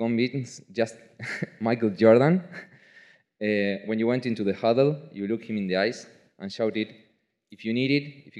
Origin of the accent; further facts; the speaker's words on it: Argentina; class of 2023. Unlike Manu Ginobili, I'm from Argentina.